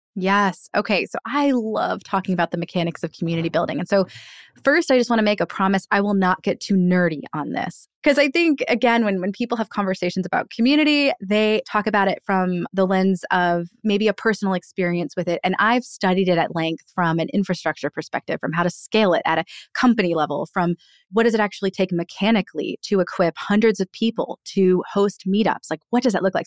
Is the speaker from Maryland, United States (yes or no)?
yes; Annapolis, Maryland, United States; my hometown of Annapolis